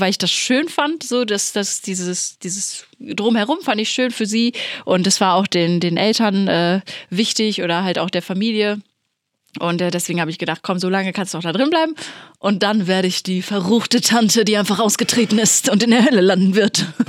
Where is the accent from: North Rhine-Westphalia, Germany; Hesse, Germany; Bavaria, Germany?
North Rhine-Westphalia, Germany; Plettenberg; accent: Ruhrpott slang; das Sauerland, wo ich herkomme, Plettenberg, liegt ja schon eher so Richtung Ruhrpott gelegen. Deswegen habe ich ja auch so ein bisschen diesen Slang manchmal drin